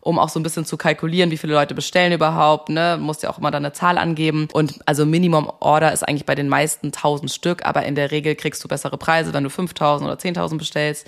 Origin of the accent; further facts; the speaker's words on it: Hamburg, Germany; moved away as an adult; also born or lived in Munich; Ich komme eigentlich aus Hamburg, habe dann aber in München Kommunikationswissenschaft und Amerikanistik studiert